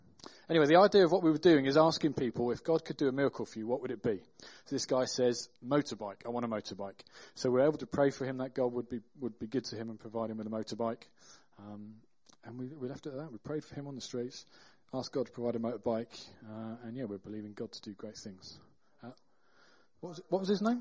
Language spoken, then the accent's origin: English; Burton upon Trent, West Midlands, United Kingdom; we're from Burton.